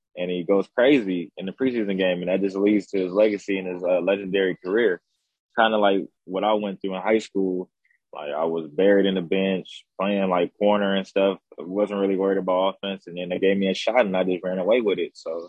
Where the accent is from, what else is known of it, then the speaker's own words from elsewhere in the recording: Fresno, California, United States; now in Los Angeles, United States; It's not boring. It's just more you need to know people to experience fun in Fresno. It's not a small town.